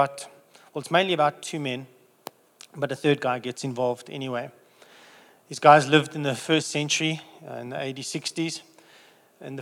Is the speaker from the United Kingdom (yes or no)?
yes; England, United Kingdom; So being English